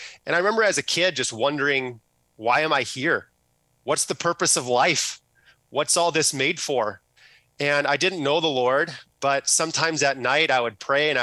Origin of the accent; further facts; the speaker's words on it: Plymouth, Minnesota, United States; I grew up in Plymouth, Minnesota